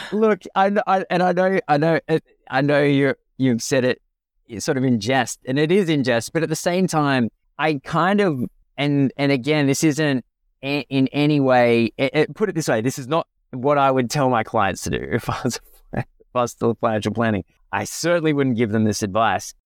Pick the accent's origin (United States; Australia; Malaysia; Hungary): Australia; as an Australian financial planner